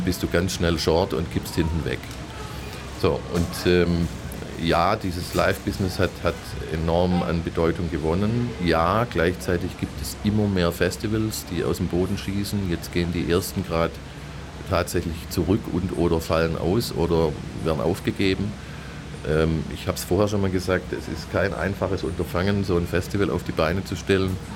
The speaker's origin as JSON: {"language": "German", "town": "Stuttgart", "region": "Baden-Württemberg", "country": "Germany", "tie": "born or raised there", "also_born_or_lived": "Andalusia", "said": "Ich bin hier geboren, ich lebe hier, habe die meiste Zeit meines Lebens in Stuttgart verbracht. Ähm, und ich bin Stuttgarter"}